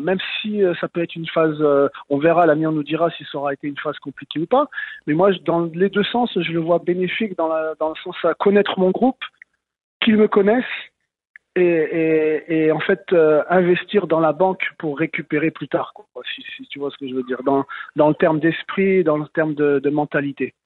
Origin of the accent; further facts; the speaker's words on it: Lyon, Auvergne-Rhône-Alpes, France; moved away as an adult; now in Montreal, Canada; Moi, je suis de Lyon